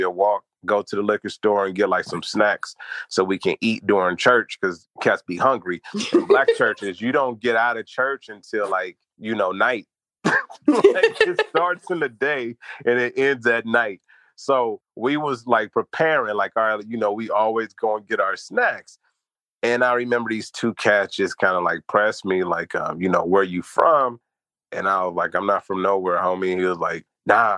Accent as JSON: {"language": "English", "town": "Los Angeles", "region": "California", "country": "United States", "tie": "born or raised there", "said": "I was raised over on Fremont, next to Fremont, 78th Street, Fremont High School"}